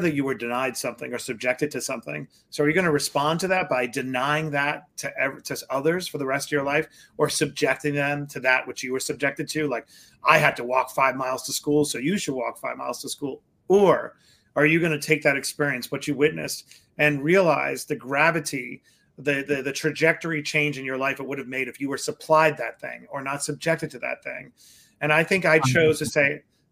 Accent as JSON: {"language": "English", "town": "New York City", "region": "New York", "country": "United States", "tie": "born or raised there", "said": "I grew up in Queens, New York, on Springfield Boulevard, Bayside."}